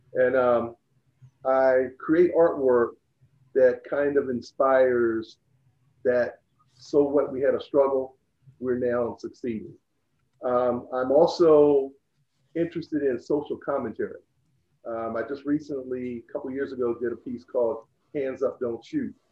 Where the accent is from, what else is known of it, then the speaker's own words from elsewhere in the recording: Laurel, Delaware, United States; moved away as an adult; also born or lived in Salisbury, Maryland; I grew up in Laurel, Delaware, and went to Laurel High School